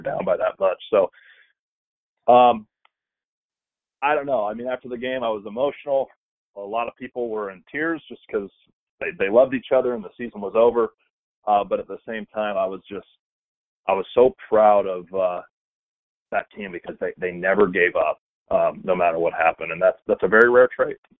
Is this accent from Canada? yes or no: no; about 40 minutes from William Jessup, California, United States; William Jessup's like 40 minutes from my hometown